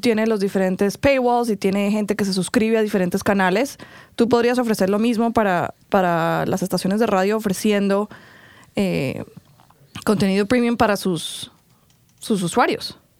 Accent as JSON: {"language": "Spanish", "country": "Colombia", "tie": "born or raised there", "moved": "yes", "lives_now": "United States", "said": "yo creciendo en Colombia"}